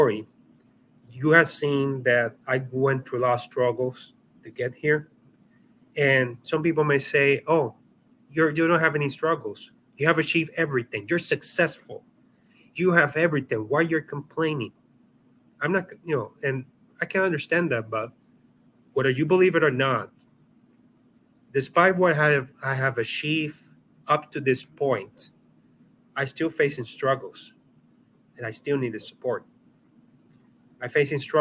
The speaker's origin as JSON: {"language": "English", "country": "Puerto Rico", "said": "I come from Puerto Rico"}